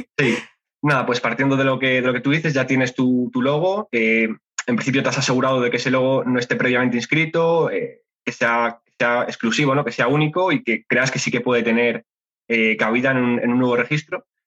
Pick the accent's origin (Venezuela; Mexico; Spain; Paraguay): Spain; soy español